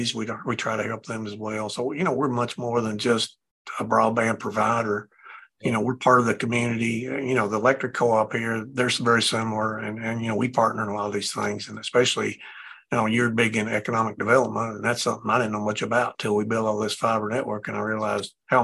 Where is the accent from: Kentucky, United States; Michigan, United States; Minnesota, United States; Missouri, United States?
Kentucky, United States; McKee; I grew up, this is my hometown